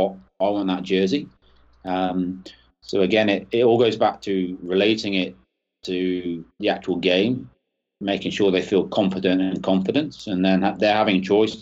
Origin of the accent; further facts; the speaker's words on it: Northampton, East Midlands, United Kingdom; moved away as an adult; also born or lived in Chile; my hometown club is Northampton Saints here in England